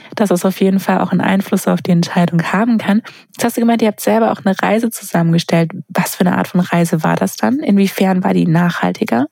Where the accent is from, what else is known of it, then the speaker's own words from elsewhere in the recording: Sindelfingen, Baden-Württemberg, Germany; ich komme aus Sindelfingen bei Stuttgart unten, wo ja Daimler herkommt. Das heißt, ja. ganz, ganz viele bei uns haben genau das in den Sommerferien gemacht